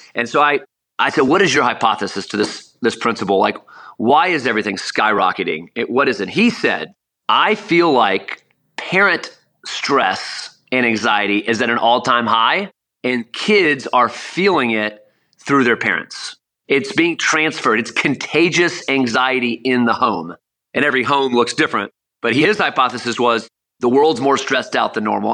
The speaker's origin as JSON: {"language": "English", "region": "South Florida", "country": "United States", "tie": "born or raised there", "said": "Growing up in South Florida, we go to Miami Hurricane baseball games"}